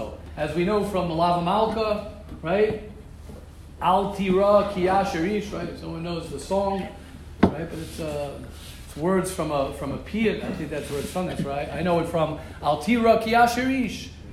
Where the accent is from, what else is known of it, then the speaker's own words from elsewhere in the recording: United States; moved away; I'm American. I will always be American